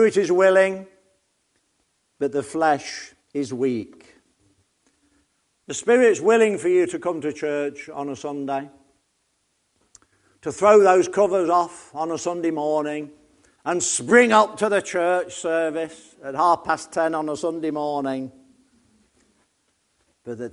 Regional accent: Nottingham, East Midlands, United Kingdom; I come from Nottingham, so you just straightforward. My dad was a miner

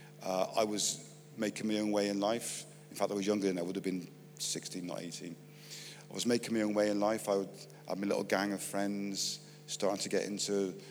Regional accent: Bristol, South West England, United Kingdom; I'm from Bristol

